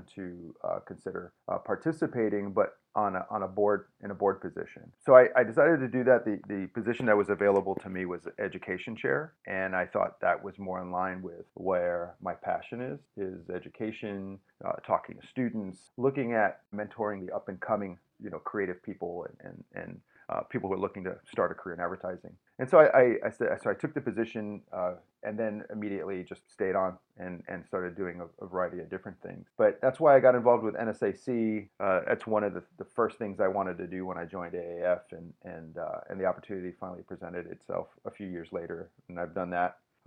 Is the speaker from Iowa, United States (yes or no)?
no; New York City, New York, United States; now in Tampa, United States; I was born and raised in New York City